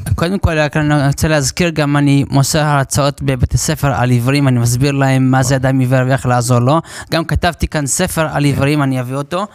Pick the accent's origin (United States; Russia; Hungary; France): United States; New York; now in Lod, Israel; נולדתי בניו יורק בארצות הברית